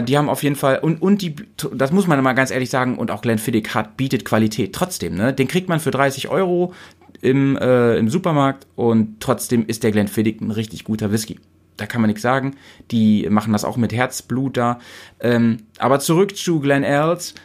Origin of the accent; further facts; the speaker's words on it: Weserbergland, Lower Saxony, Germany; also born or lived in Bremen; meine alte Heimat, wo ich groß geworden bin